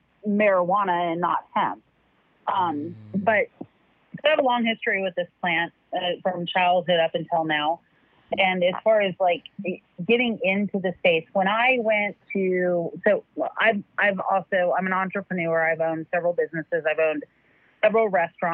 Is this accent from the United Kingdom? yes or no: no; Alaska, United States; I grew up in Alaska